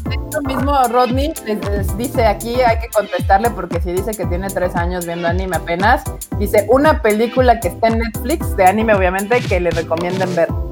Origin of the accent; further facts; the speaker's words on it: Mexico; como mexicanos